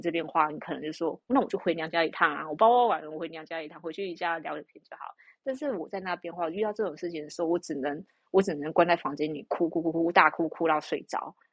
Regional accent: Taiwan; 但是以我们台湾人的观念

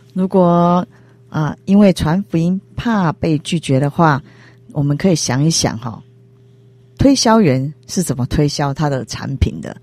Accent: Taiwan; 我们台湾人

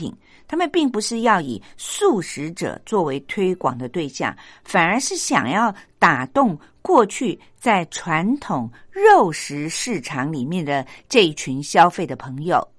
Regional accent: Taiwan; 不过呢，这个数字呢，已经让我们台湾人很骄傲了

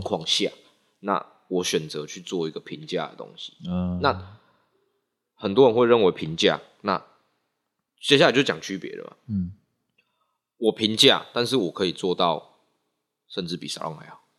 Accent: Nantou County, Taiwan; also born or lived in Taichung; 我是南投人

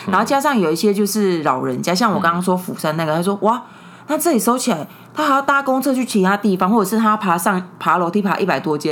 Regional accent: Taiwan; 在我们台湾

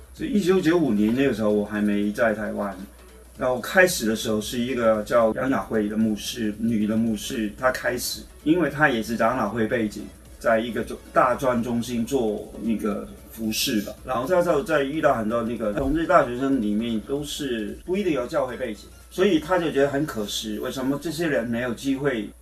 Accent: Hong Kong; moved away as an adult; also born or lived in Taiwan; now in Taipei, Taiwan; 我是，呃，现在同光长老教会的牧师，但是我原来是香港国人

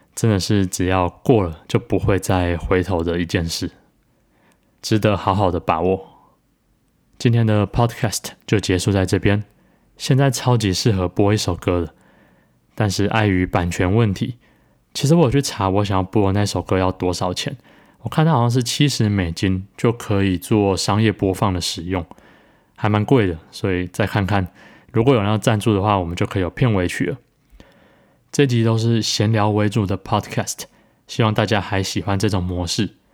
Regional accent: Taichung, Taiwan; moved away as an adult; also born or lived in Taipei; 我是在台中长大，但是成年后的岁月，就是十八岁以后，都是在待在台北

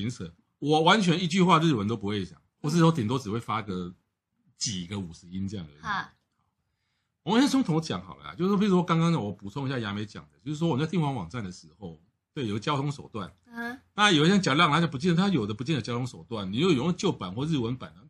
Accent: Taiwan; 我们台湾人

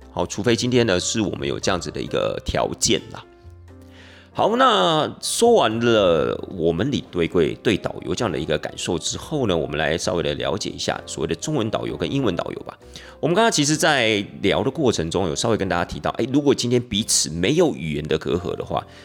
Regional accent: Taiwan; 我们台湾人的习惯啊，社会风俗啊

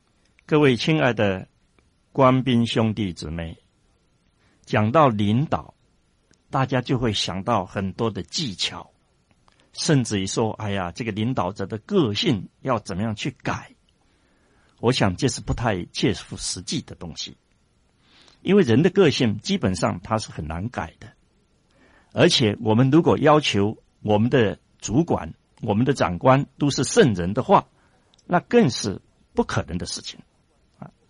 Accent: China; 我觉得我们中国人其实很容易相处

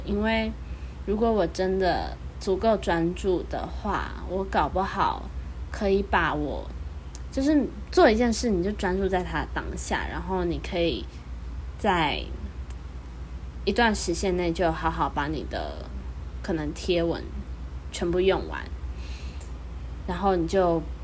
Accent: Taichung, Taiwan; 冰壶大专杯这次是在我的家乡台中举办

